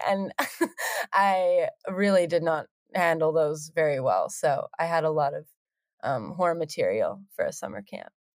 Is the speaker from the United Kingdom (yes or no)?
no; Cortes Island, British Columbia, Canada; moved away as an adult; now in Vancouver, Canada; I didn't live around them, they all still lived back, um, in my hometown